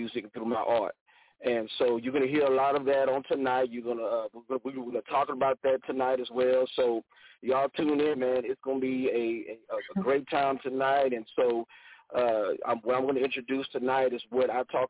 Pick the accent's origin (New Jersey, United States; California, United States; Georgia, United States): Georgia, United States; Southeast; now in Houston, United States; I'm originally from Southeast Georgia